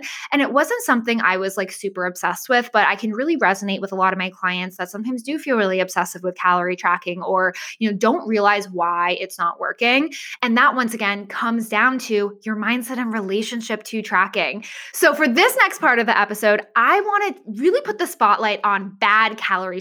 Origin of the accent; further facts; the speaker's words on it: Massachusetts, United States; moved away as an adult; also born or lived in Florida; I moved from Massachusetts to Florida.